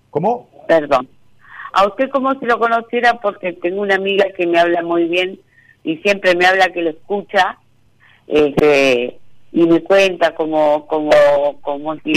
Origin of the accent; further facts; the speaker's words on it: Buenos Aires, Argentina; now in Concordia, Argentina; Eh, soy de Buenos Aires, pero hace 15 años que vivo acá en Entre Ríos, en Concordia.